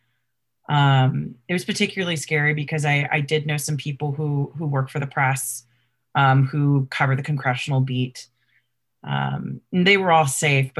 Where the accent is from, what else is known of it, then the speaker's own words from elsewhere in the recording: Washington, District of Columbia, United States; growing up in Washington, D.C.